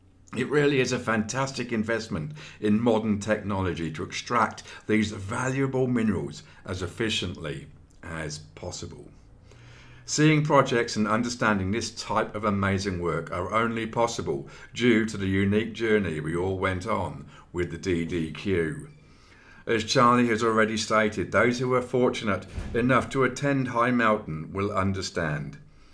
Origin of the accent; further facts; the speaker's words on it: Redruth, South West England, United Kingdom; Born and bred in Redruth, Cornwall, this was my first real time away from my family, friends and my dear rugby club.